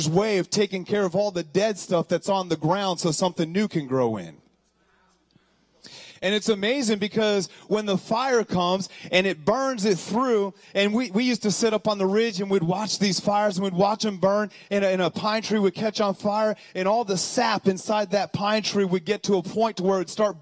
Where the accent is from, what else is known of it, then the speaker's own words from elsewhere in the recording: Colorado, United States; moved away; I'm from Colorado.